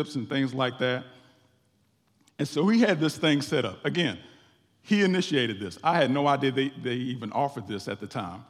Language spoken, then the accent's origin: English; West Virginia, United States; moved away; I went back to my home state of West Virginia